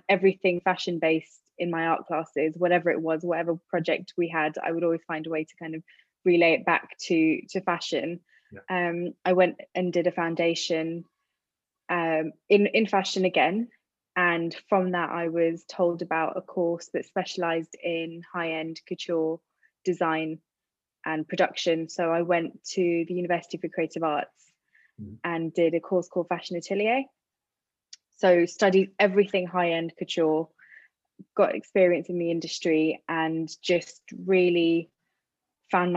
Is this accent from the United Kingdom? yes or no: yes; London, United Kingdom; being in London and being brought up around all different cultures